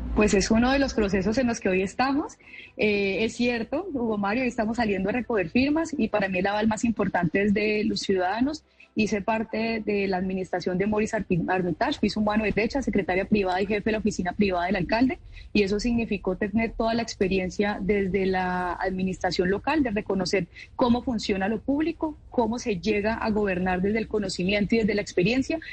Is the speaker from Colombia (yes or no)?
yes; Cali, Valle del Cauca, Colombia; me siento orgullosa de ser caleñísima